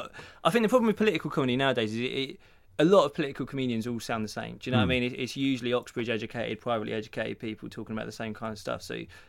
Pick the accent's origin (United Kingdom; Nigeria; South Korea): United Kingdom; Stevenage, East of England; moved away as an adult; now in London, United Kingdom; I grew up around Stevenage, just outside London.